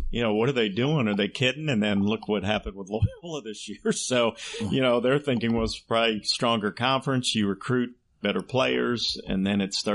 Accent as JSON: {"language": "English", "town": "Cincinnati", "region": "Ohio", "country": "United States", "tie": "born or raised there", "said": "born and raised in Cincinnati"}